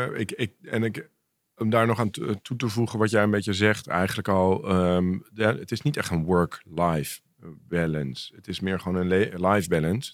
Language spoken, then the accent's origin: Dutch; Amsterdam, North Holland, Netherlands; ik groeide op in Amsterdam